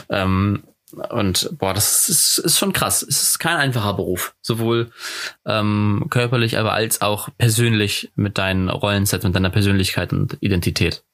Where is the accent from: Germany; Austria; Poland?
Germany; wie wir Deutschen